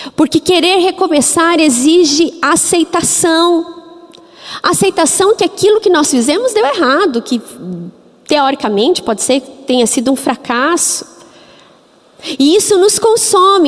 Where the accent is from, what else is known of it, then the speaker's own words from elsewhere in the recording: Curitiba, Paraná, Brazil; Eu sou curitibana exatamente 40 anos. Eu nasci em Curitiba